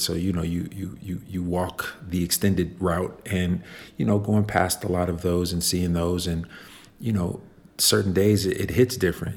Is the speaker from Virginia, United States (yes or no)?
no; Chicago, Illinois, United States; I grew up in Chicago